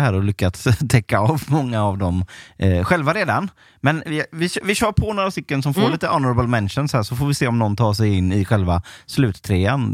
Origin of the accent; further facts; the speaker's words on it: Onsala, Halland County, Sweden; Jag är ju uppvuxen i Onsala